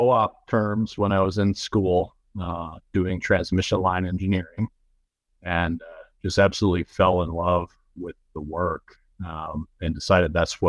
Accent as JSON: {"language": "English", "town": "Chicago", "region": "Illinois", "country": "United States", "tie": "born or raised there", "also_born_or_lived": "Iowa", "moved": "as an adult", "said": "growing up in Chicago."}